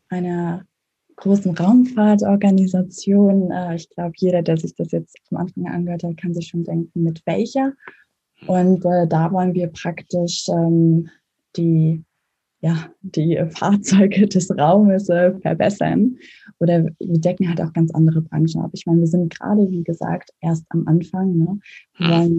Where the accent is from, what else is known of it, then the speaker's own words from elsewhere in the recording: Mecklenburg-Vorpommern, Germany; also born or lived in Lübeck; ich bin in, äh, zwar in Lübeck geboren, als Hanseatin, aber in Mecklenburg aufgewachsen, in einem kleinen Dorf.